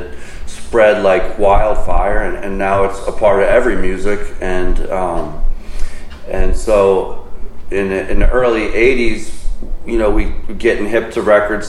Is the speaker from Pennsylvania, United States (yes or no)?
yes; Philadelphia, Pennsylvania, United States; also born or lived in Avalon, New Jersey; now in Boston, United States; I grew up in Philadelphia